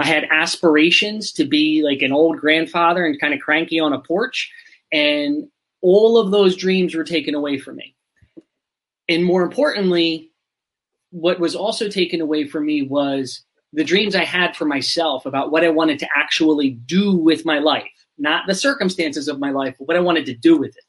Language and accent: English; Pennsylvania, United States; moved away as an adult; now in Arizona, United States; I'm from Pennsylvania in the US. I spent 40 years there, maybe a little bit more than 40, and then recently moved to the desert in Arizona